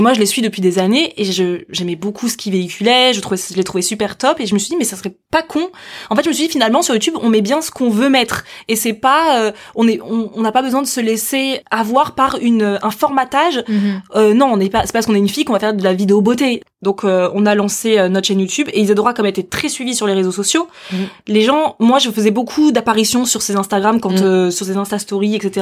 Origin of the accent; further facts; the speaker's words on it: Paris, Île-de-France, France; moved away as an adult; also born or lived in Africa; now in Angers, France; je suis une vraie Parisienne